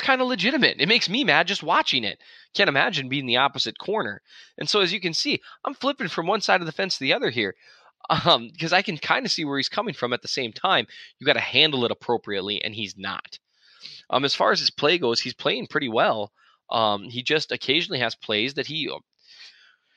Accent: Minnesota, United States; I'm from Minnesota, right? We're Minnesota nice up here.

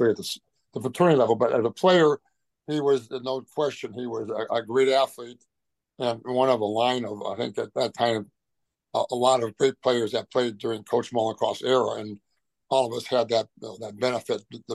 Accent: Cleveland, Ohio, United States; I'm from Cleveland, Ohio

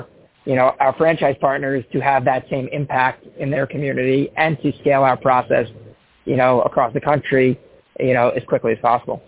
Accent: Long Island, New York, United States; now in Bonita Springs, United States; I grew up in in Long Island, New York

